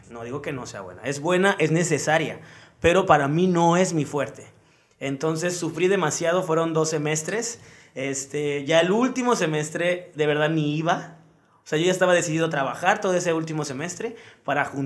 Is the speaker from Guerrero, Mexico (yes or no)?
yes; Acapulco, Guerrero, Mexico; Acapulqueño. ¿Toda tu vida aquí en Acapulco? Sí, sí, sí, sí toda mi vida aquí.